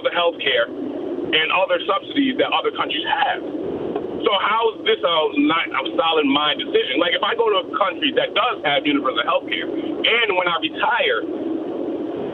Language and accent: English; Massachusetts, United States; I am from Massachusetts